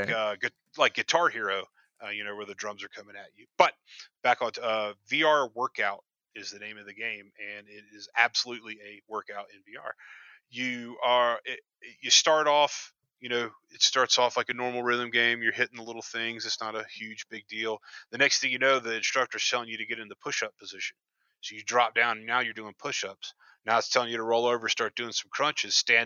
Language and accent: English; North Carolina, United States; now in Montana, United States; I'm from North Carolina originally